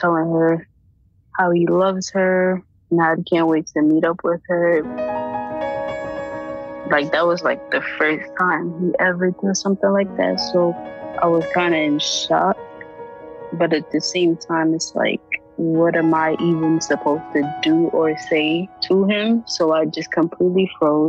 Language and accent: English; New York City, New York, United States; I'm 18 years old and I'm from Brooklyn, New York